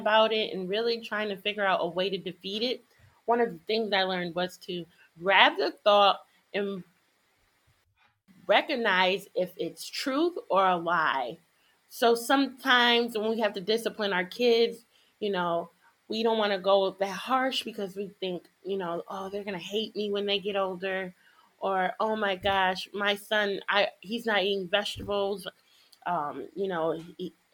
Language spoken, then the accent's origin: English; Connecticut, United States; I'm African American and growing up in Connecticut